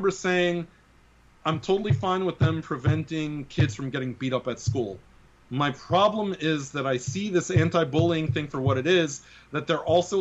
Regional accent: New York City, New York, United States; I grew up in the Bronx, and it was very diverse

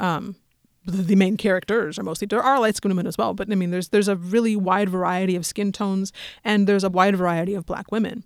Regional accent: Denver, Colorado, United States; I'm from Denver.

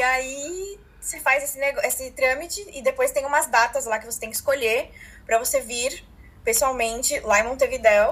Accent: Brazil; moved away as an adult; now in Punta del Este, Uruguay; eu prefiro seguir sendo brasileira

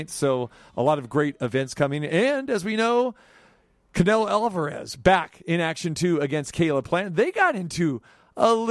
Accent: Sacramento, California, United States; But uh, yeah, Tim came from Boston. I came from Sac.

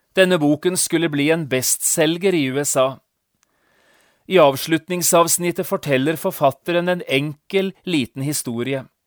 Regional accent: Notodden, Telemark, Norway; hjemme på Notodden

